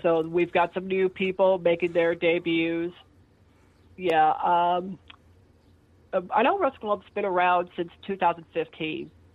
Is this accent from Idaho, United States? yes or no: yes; Meridian, Idaho, United States; also born or lived in Twin Falls, Idaho / Boise, Idaho; I was born in uh, November 6, nineteen seventy three, in Idaho Falls, Idaho, okay. which is the southeastern part of Idaho, and then we moved to Twin Falls, then moved to Boise, and then moved to Meridian